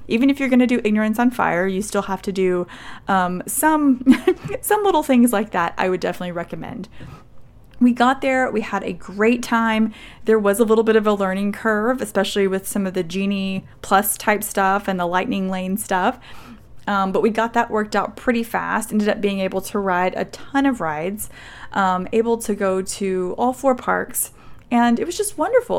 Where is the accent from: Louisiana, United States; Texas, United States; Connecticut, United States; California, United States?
Texas, United States; I'm from Texas